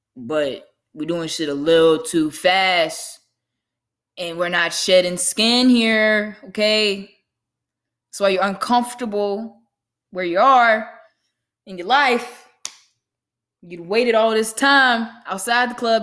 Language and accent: English; Lynchburg, Virginia, United States; I'm from Lynchburg, Virginia